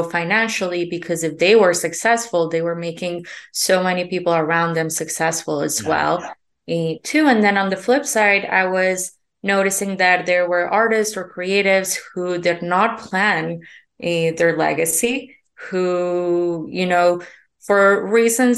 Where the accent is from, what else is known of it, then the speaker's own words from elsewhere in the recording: Colombia; moved away; I'm originally from Colombia.